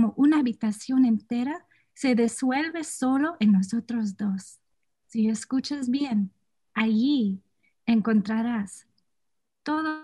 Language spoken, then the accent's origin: English; San Diego, California, United States; also born or lived in San Luis Obispo, California; I was born in San Luis Obispo, but I did grow up here in San Diego, California